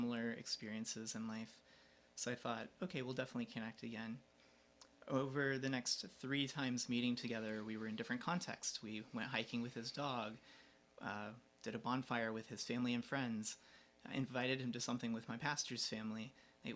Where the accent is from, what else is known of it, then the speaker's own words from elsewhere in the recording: Georgia, United States; I am from Georgia, down the lower US.